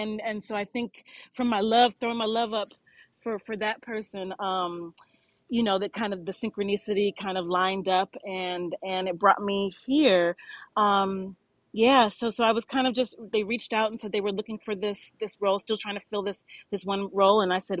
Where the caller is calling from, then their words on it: Poughkeepsie, New York, United States; I am calling from Poughkeepsie, New York right now, Marist College.